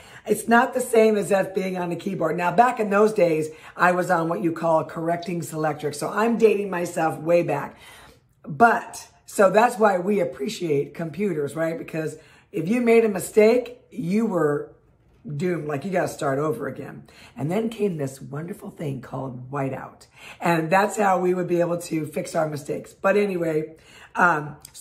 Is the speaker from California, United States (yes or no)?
yes; Los Angeles, California, United States; I am born and raised in Los Angeles